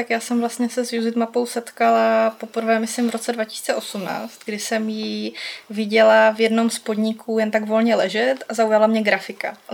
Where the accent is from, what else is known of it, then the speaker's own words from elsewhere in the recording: Ostrava, Moravian-Silesian Region, Czechia; takže i já jsem objevovala jako rodila Ostravačka eh, své město jako místní.